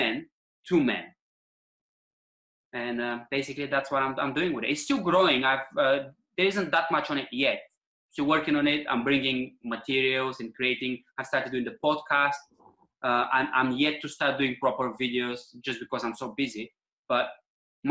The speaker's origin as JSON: {"language": "English", "country": "Bulgaria", "tie": "born or raised there", "second_language": "English", "moved": "as an adult", "lives_now": "Eastbourne, United Kingdom", "said": "as a boy, growing up in Bulgarian countryside"}